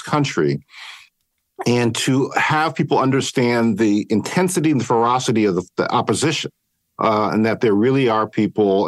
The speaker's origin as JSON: {"language": "English", "town": "Cleveland", "region": "Ohio", "country": "United States", "tie": "born or raised there", "moved": "as an adult", "lives_now": "San Francisco, United States", "said": "I grew up in Cleveland, Ohio originally"}